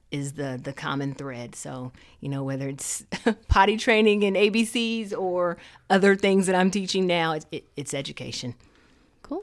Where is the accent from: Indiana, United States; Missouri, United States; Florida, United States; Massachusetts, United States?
Indiana, United States; Muncie; moved away as an adult; also born or lived in Charlotte, North Carolina; I'm from Muncie, you know, the small town